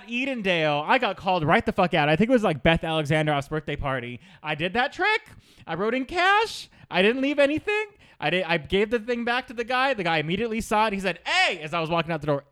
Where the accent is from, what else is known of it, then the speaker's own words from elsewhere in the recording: Sacramento, California, United States; now in Los Angeles, United States; I'm from Sacramento. My mom never tipped. We never tipped anything until I moved out